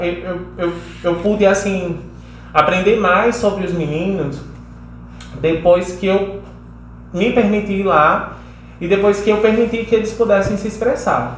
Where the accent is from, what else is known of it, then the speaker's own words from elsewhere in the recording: Ceará, Brazil; eu venho lá do Ceará